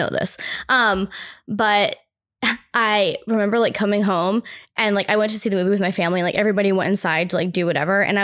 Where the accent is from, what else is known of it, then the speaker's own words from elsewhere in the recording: New England, United States; I'm from New England too